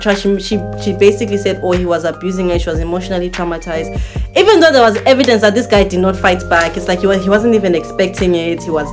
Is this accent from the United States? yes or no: no; Zimbabwe; I'm from Zimbabwe